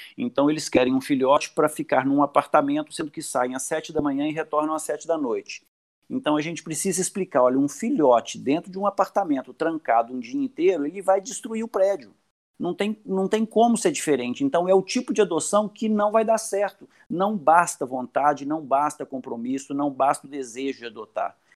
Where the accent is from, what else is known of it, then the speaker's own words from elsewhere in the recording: Belo Horizonte, Minas Gerais, Brazil; sou de Belo Horizonte